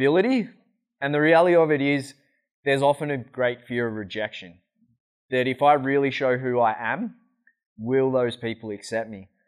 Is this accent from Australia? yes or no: yes; Australia; moved away; I'm Australian